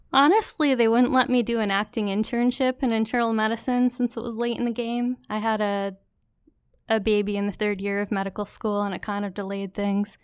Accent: Waterloo, New York, United States; also born or lived in Syracuse, New York / Brockport, New York; I grew up in Waterloo, New York. It's in the central New York Finger Lakes region

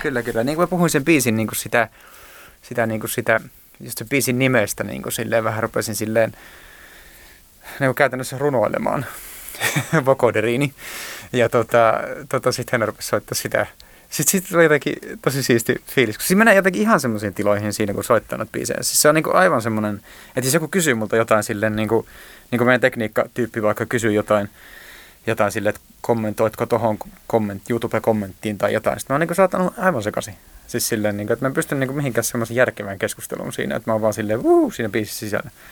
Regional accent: Joensuu, North Karelia, Finland; Mähän oon siis asunut lapsuuteni Pihkakuja-nimisellä nimisessä paikassa Joensuussa

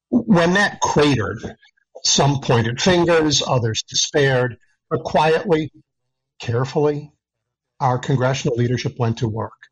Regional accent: United States; As an American, I am very grateful and proud of what we accomplished in Washington this year.

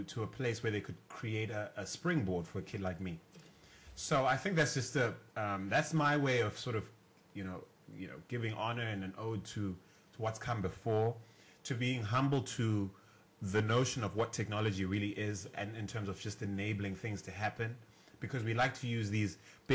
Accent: Bulawayo, Zimbabwe; first language Ndebele; English is a second language; moved away as an adult; also born or lived in Philippines; now in Johannesburg, South Africa; I'm originally from Bulawayo, Zimbabwe.

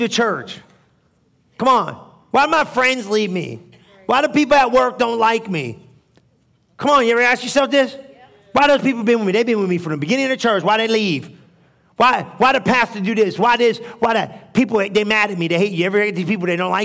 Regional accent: New Jersey, United States; moved away; I'm from New Jersey, bro. I understand street.

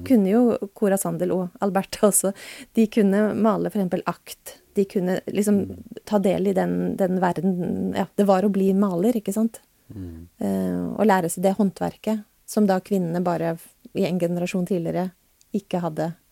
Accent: Tromsø, Troms, Norway; moved away as an adult; also born or lived in Oslo; jeg flytta også fra Oslo til eh, Tromsø da jeg var tolv.

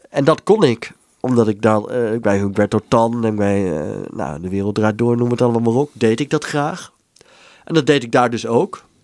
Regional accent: Netherlands; Wat wij als Hollanders vaak zeggen als we daar zijn.

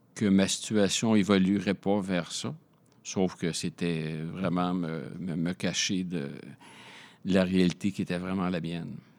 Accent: Montreal, Quebec, Canada; also born or lived in Laval, Quebec; Je suis montréalais de naissance. Euh, j'ai vécu 0 euh, à 6 ans dans le quartier Rosemont à Montréal.

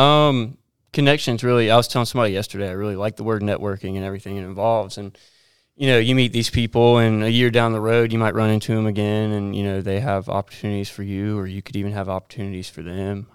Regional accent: Myrtle Beach, South Carolina, United States; growing up in Myrtle Beach

